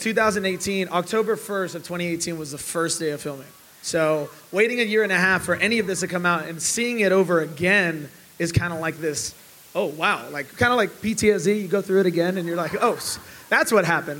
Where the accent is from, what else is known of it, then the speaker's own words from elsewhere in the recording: Chicago, Illinois, United States; we're both from Chicago